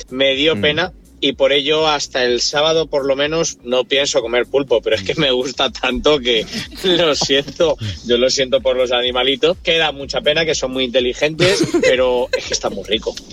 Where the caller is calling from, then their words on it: Logroño, La Rioja, Spain; de Logroño.